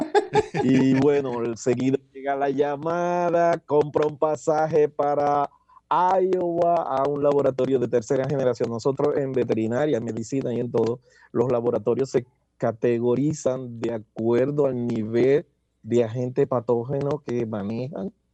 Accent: Dominican Republic; moved away as an adult; now in Pennsylvania, United States; trabajé como muchos dominicanos que tenemos que buscar de qué vivir

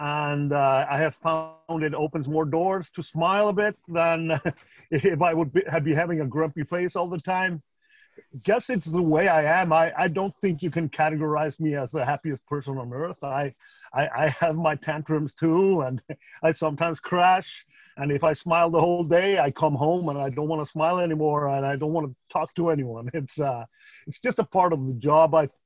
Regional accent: Iceland; moved away; also born or lived in California; I'm a 45-year-old Icelander by core

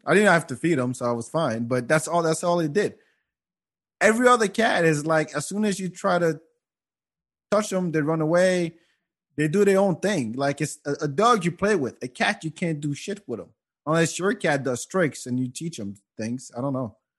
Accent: Senegal; moved away; I'm from Africa and in in in Senegal

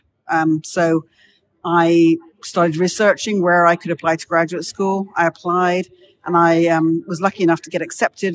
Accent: United Kingdom; moved away as an adult; also born or lived in Leicester, United Kingdom; now in United States; I grew up just outside London, as you said, kind of a suburb of London

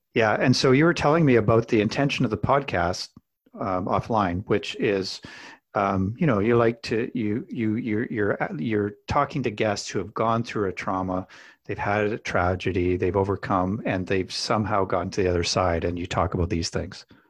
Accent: Alberta, Canada; I grew up in Alberta

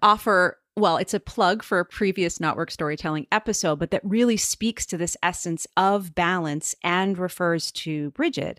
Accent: United States; as an American

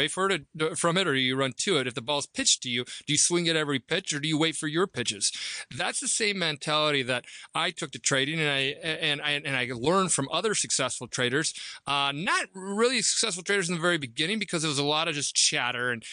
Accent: Nebraska, United States; I'm from Nebraska, so you know, this country kid that always wanted to trade

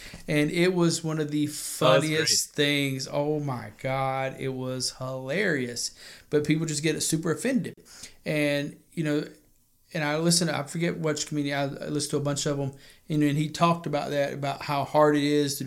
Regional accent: White Horse Road, South Carolina, United States; I grew up on White Horse Road

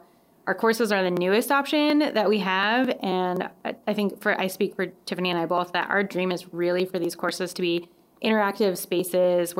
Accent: Colorado, United States; now in Madison, United States; I grew up in Colorado with 300 days of sunshine a year

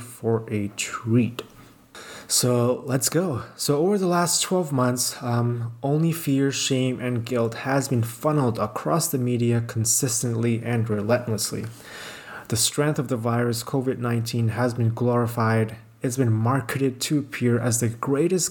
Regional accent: Pakistan; now in Canada; I'm in my hometown, Pakistan now. I usually live in Canada

